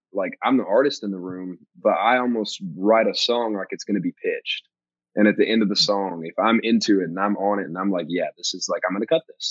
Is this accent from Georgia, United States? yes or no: yes; Georgia, United States; moved away as an adult; now in Nashville, United States; my hometown in Georgia